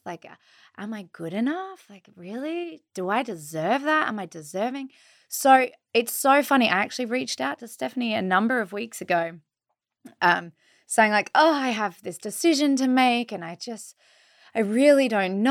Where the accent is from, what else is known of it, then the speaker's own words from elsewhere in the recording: Australia; I'm from Australia.